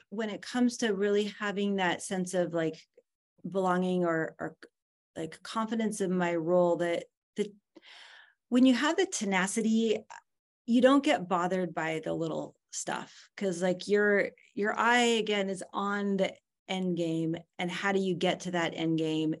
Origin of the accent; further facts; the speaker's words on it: California, United States; moved away; I was born and raised in California